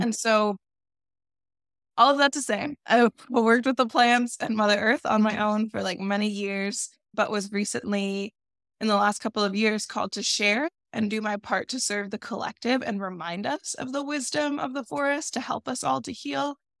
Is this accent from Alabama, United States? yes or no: no; Florida, United States; I grew up in Florida